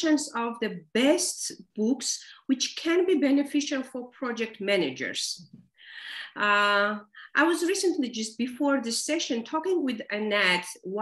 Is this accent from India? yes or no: no; Georgia; I'm from Georgia, Caucasus region